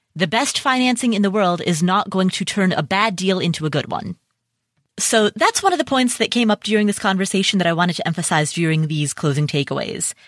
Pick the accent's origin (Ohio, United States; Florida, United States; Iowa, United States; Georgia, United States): Ohio, United States; Cincinnati; Cincinnati, Ohio, which, by the way, is my hometown.